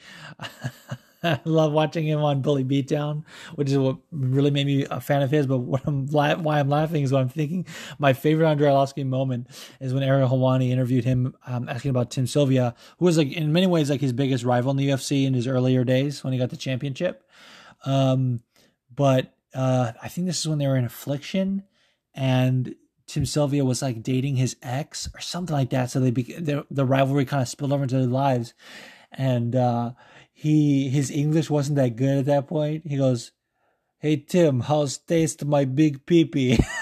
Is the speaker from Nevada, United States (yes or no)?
yes; Las Vegas, Nevada, United States; I grew up in Vegas and I grew up around the betting scene